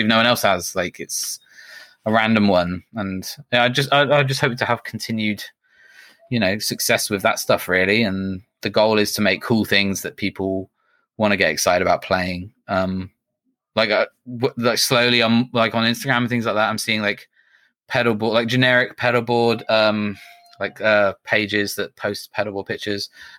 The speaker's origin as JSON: {"language": "English", "country": "United Kingdom", "said": "we're British, so we get to say we're the first British company doing that."}